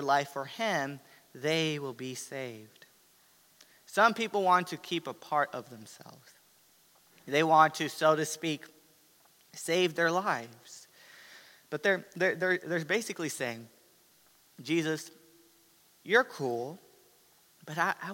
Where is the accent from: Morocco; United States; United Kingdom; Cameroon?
United States; as American Christians